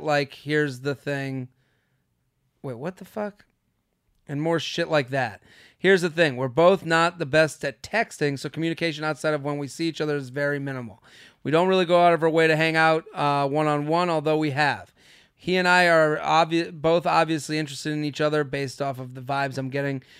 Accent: outside of Boston, Massachusetts, United States; I'm from Boston

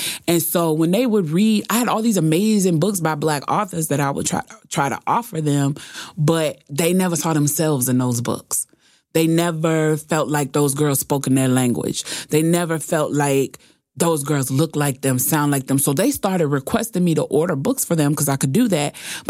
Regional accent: Chicago, Illinois, United States; also born or lived in California; now in Atlanta, United States; I'm originally from Chicago, but I was living in California when I came to Atlanta.

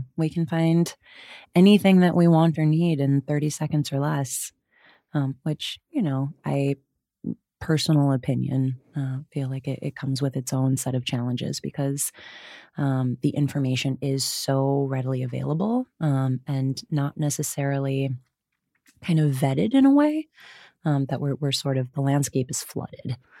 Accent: Wisconsin, United States; I grew up in Wisconsin. Uh, you'll hear the hard vowels

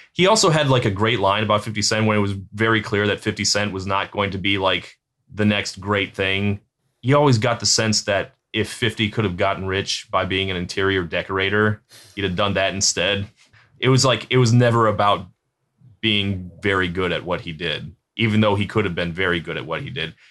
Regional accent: Virginia Beach, Virginia, United States; I grew up in Virginia Beach

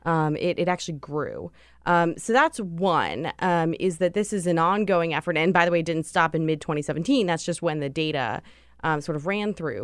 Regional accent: Pittsburgh, Pennsylvania, United States; I'm from Pittsburgh

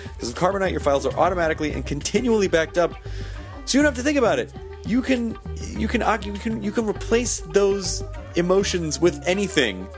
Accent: Memphis, Tennessee, United States; when I was growing up in Memphis, Tennessee

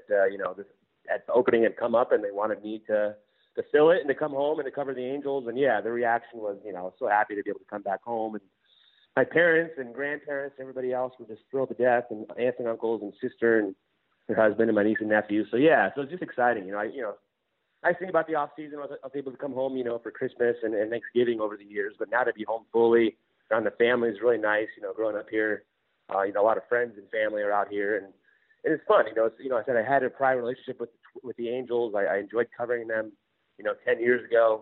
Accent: Glendora, California, United States; moved away as an adult; also born or lived in Minnesota; I grew up in Glendora in LA County, so I was a Dodger fan growing up.

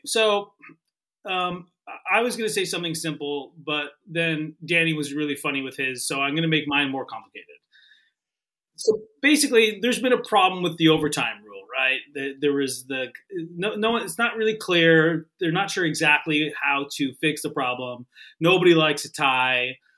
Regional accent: Canada; moved away; I'm not from New York, right? I'm from Canada, and, and we had the Buffalo Bills.

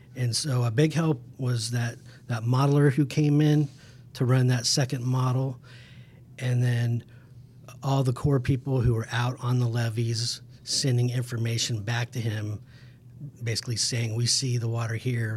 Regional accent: Emporia, Kansas, United States; I'm from Emporia, Kansas

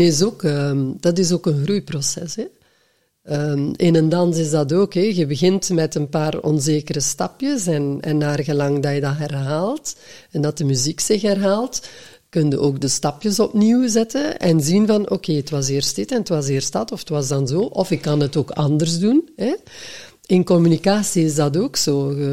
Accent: West Flanders, Belgium; accent: West Flemish; first language West Flemish; moved away as an adult; also born or lived in Antwerp; ik als West-Vlaming

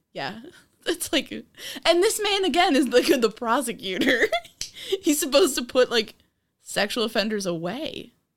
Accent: New York, United States; I'm from New York.

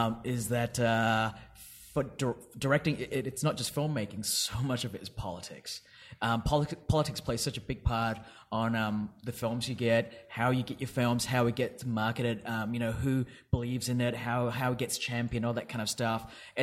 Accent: Perth, Western Australia, Australia; moved away; I grew up in Perth

